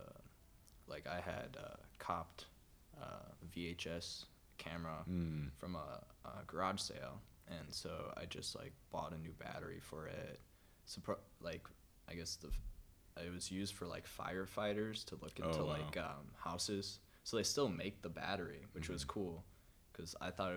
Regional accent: Menomonee Falls, Wisconsin, United States; I grew up in Menominee Falls

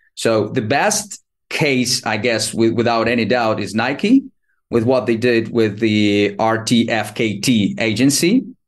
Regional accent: Ukraine; moved away as an adult; now in Barcelona, Spain; I was born and raised in Ukraine. Um, I'm 39 right now, and now currently I live in Barcelona, Spain

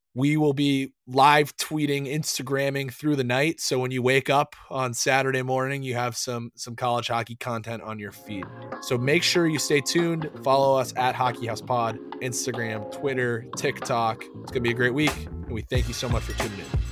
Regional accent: New England, United States; Growing up in New England

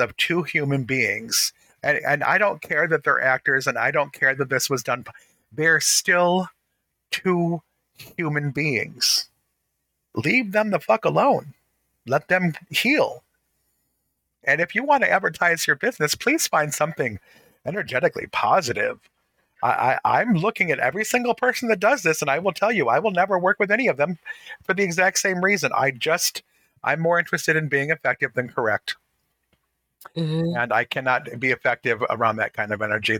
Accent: Detroit, Michigan, United States; growing up in Detroit, surrounded by Black people

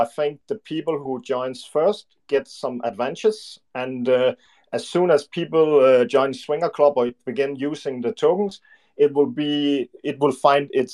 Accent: Denmark; English is a second language; We are from Scandinavian, and my brother and I is from Denmark

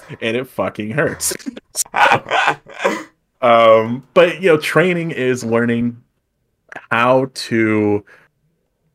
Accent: United States; we Americans don't say

